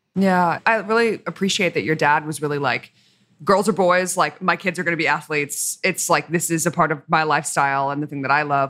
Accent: Australia; I'm Australian

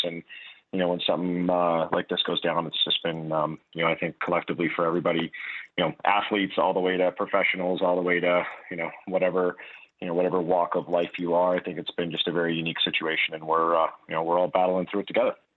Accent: Calgary, Alberta, Canada; being Canadian, being Albertan, being Calgarian

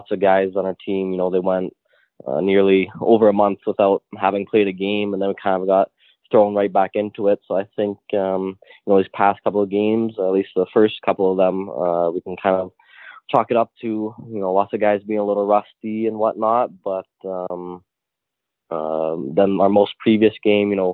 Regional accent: North Bay, Ontario, Canada; moved away; also born or lived in Toronto / Sweden; I'm obviously from North Bay

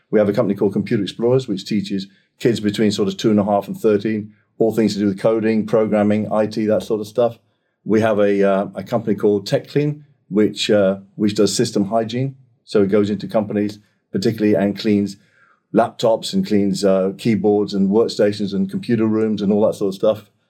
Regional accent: Singapore; moved away as an adult; now in United Kingdom; I was born in Singapore, spent 18 years uh, out there, education and all that sort of stuff. Came back to the UK um, after I finished my A levels, went to college.

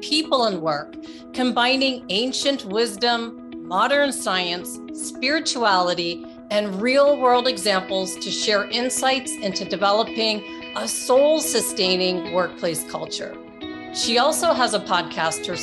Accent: Canada; moved away; which I still consider my home country because I grew up in Canada

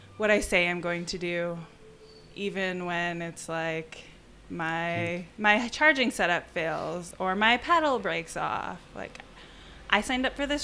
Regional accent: southern Wisconsin, United States; moved away; also born or lived in Tucson, Arizona; I grew up in southern Wisconsin, and I moved to Tucson

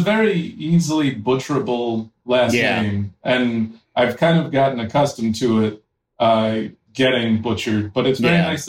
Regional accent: New York City, New York, United States; born there; I was born in New York City.

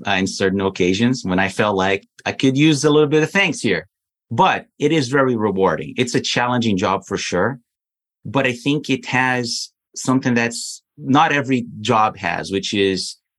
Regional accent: Brazil; moved away as an adult; I'm originally from Brazil. So I was in Brazil

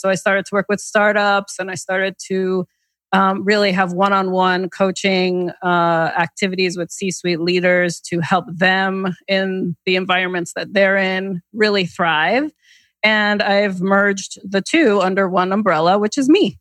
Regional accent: the New York area, United States; now in Connecticut, United States; I grew up in the New York area

